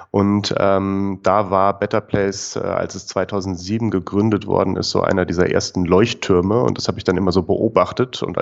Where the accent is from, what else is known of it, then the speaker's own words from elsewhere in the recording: Hamburg, Germany; Ich komme ursprünglich aus Hamburg